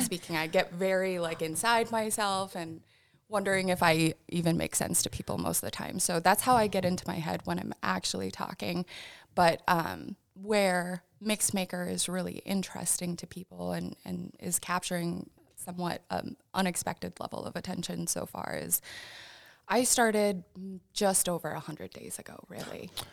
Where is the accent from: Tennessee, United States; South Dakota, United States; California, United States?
South Dakota, United States; Sioux Falls; moved away as an adult; also born or lived in Vermillion / Aberdeen; I grew up in Sioux Falls, graduated from McGorman